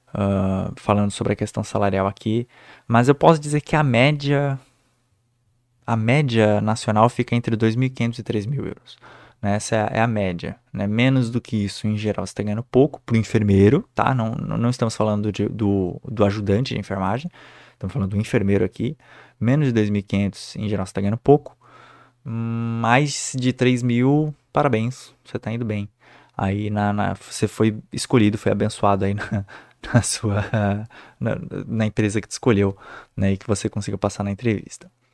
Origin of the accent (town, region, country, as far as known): Brazil; moved away as an adult; now in Germany